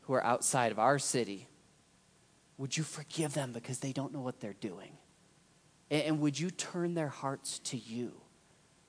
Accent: United States; as an American, as a Christian

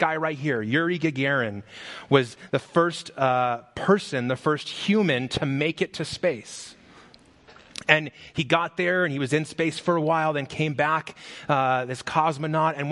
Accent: Las Vegas, Nevada, United States; I grew up in Las Vegas, and when I was, I don't know how old that is, five, six years old, it snowed in Las Vegas.

